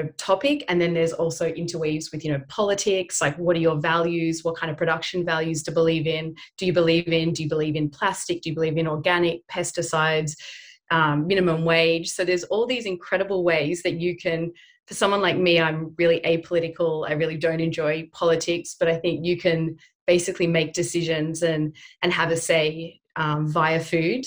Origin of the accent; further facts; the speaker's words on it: Sydney, New South Wales, Australia; growing up in Haberfield, which is, you know, Sydney's Little Italy